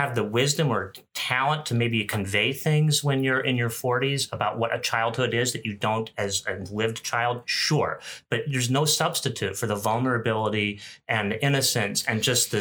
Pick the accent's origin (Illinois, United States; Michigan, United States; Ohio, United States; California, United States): Michigan, United States; my home state of Michigan